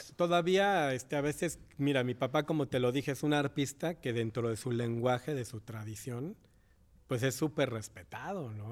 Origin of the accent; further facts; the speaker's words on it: Mexico; also born or lived in Paraguay (family origin) / Morelos, Mexico; crecimos todos en México, en la escuela primaria, la carrera musical